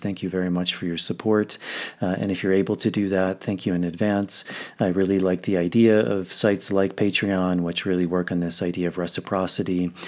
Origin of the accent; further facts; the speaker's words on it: United States; now in Peru; I'm in Peru, but, uh, I'm, I'm from the States